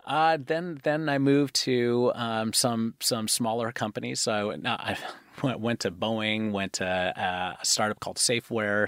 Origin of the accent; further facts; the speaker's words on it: Seattle, Washington, United States; born and raised in Seattle